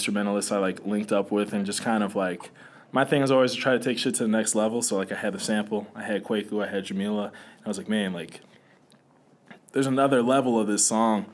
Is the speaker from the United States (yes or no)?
yes; Milwaukee, Wisconsin, United States; I'm from Milwaukee